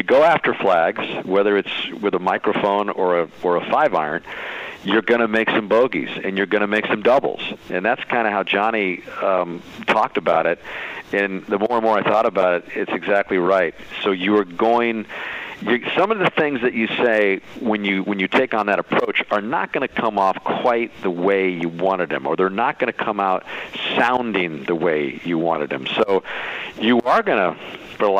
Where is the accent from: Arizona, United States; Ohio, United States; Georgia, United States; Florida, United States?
Arizona, United States; Tucson; I played in basketball leagues around town where I grew up in Tucson, Arizona